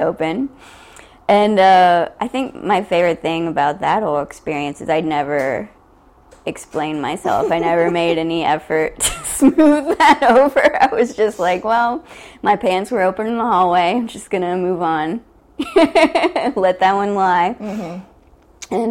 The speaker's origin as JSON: {"language": "English", "region": "Ohio", "country": "United States", "tie": "born or raised there", "also_born_or_lived": "West Virginia", "moved": "yes", "lives_now": "New York, United States", "said": "I grew up in Ohio"}